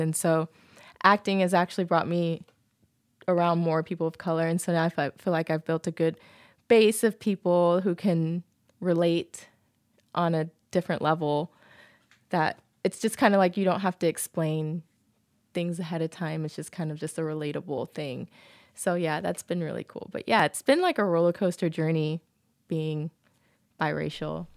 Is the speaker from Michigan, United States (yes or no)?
no; Georgia, United States; moved away; also born or lived in Okinawa, Japan; there weren't very many half Asian, half black girls growing up in Georgia